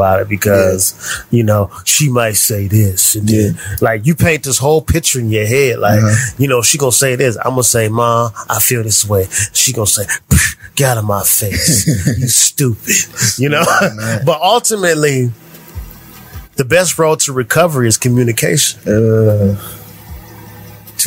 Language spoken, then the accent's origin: English; Canton, Ohio, United States; Growing up in Canton, Ohio